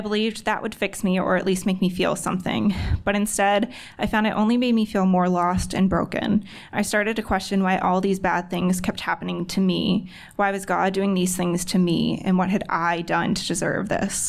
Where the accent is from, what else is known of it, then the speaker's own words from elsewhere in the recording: Stafford, Virginia, United States; I'm from Stafford, Virginia. Yes, I know, one of the few people actually from the area